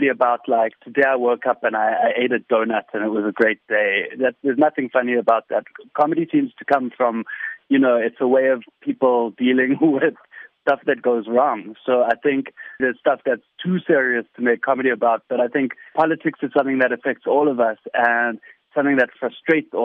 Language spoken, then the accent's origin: English; South Africa; being South African